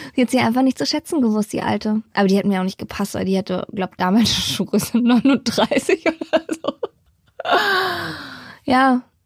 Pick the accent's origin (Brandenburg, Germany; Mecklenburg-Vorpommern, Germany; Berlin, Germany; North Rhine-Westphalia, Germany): Berlin, Germany; Bei uns in Hellersdorf gibt es ein Naturschutzgebiet